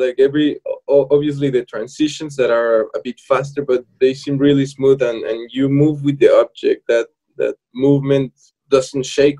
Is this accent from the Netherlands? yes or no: no; Mexico; now in Stuttgart, Germany; I'm well, Mexican, like Pablo, but I'm in Stuttgart, in Stuttgart.